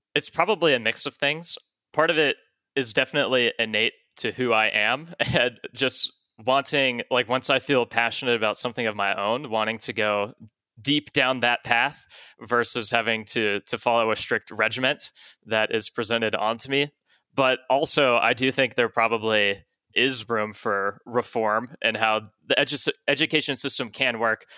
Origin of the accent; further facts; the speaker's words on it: Dallas, Texas, United States; moved away as an adult; I was born and raised in Texas